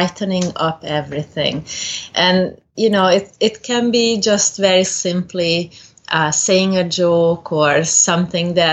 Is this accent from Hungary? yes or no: yes; Hungary; moved away as an adult; also born or lived in Cayman Islands; now in Nebraska, United States; I'm originally from Hungary. I did grow up in Hungary.